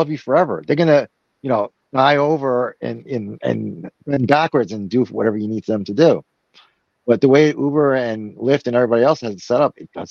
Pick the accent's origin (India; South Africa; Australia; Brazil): Brazil; moved away; my home country, Brazil